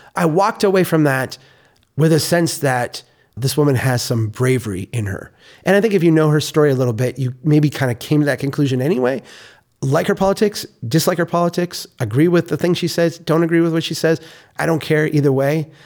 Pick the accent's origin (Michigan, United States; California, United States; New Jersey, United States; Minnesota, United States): Minnesota, United States; I am a Minnesotan